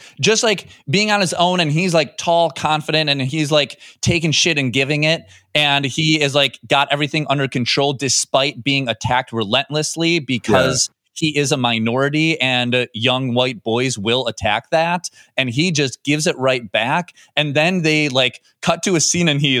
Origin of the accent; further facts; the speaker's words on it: Wisconsin, United States; I went to Boys State in Wisconsin.